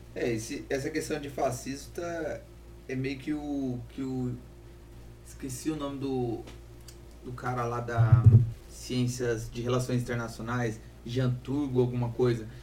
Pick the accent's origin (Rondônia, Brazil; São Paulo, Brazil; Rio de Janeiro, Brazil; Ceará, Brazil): Rondônia, Brazil; eu sou rondoniense